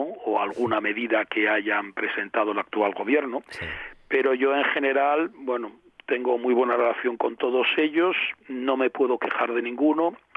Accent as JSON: {"language": "Spanish", "town": "Avilés", "region": "Asturias", "country": "Spain", "also_born_or_lived": "Pola de Laviana / Figueres / Girona", "said": "yo que soy de Avilés"}